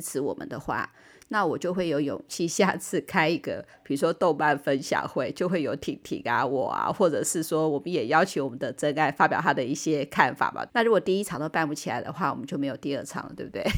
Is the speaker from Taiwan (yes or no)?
yes; Taiwan; 日本永远都是我们台湾人的后花园